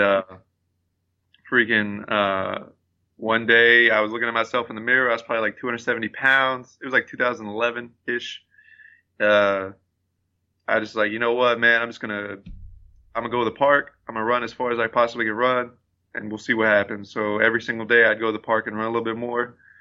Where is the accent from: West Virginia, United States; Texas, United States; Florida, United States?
Texas, United States; Abilene; moved away; when I moved away from Abilene